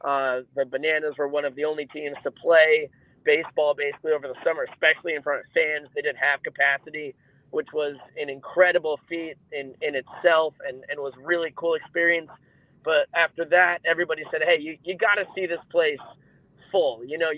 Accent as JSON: {"language": "English", "town": "Saugerties", "region": "New York", "country": "United States", "tie": "born or raised there", "moved": "as an adult", "lives_now": "Savannah, United States", "said": "the Saugerties Stallions, right in my hometown."}